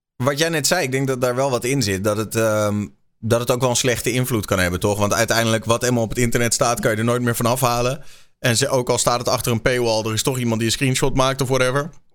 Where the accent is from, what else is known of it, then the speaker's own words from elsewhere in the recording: Netherlands; wij zijn natuurlijk als Nederlanders